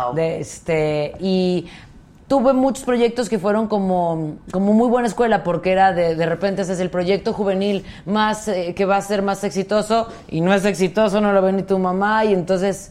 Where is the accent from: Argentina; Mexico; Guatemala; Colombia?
Mexico; como mexicanos